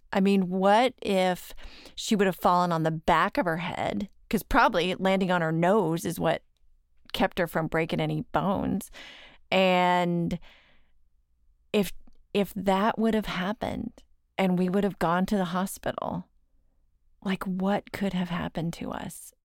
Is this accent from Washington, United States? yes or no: no; Dallas, Texas, United States; I'm from Dallas